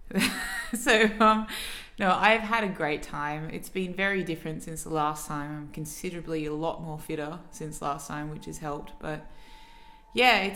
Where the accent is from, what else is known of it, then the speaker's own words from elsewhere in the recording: Sydney, New South Wales, Australia; I'm 29 years old. I'm from Sydney.